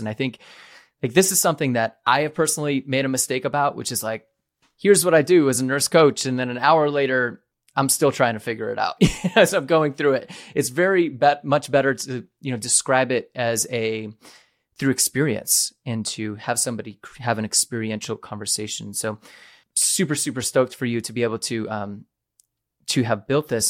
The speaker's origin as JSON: {"language": "English", "region": "New England", "country": "United States", "said": "I'm from New England"}